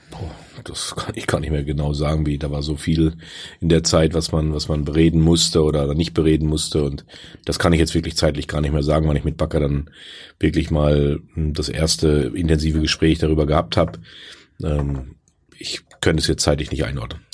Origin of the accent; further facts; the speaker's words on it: Soest, North Rhine-Westphalia, Germany; moved away as an adult; also born or lived in Paderborn / Leipzig; Ich wollte wieder zurück nach Soest in meine Heimat.